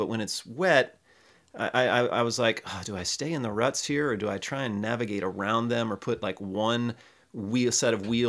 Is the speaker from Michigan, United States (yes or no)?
yes; Detroit, Michigan, United States; And it's different than the mud I grew up in Detroit.